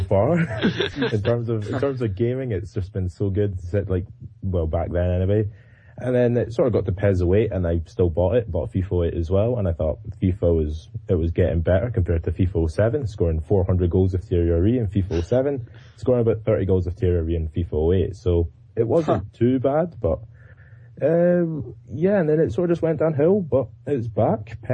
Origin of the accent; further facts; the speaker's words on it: Scotland, United Kingdom; I'm from Scotland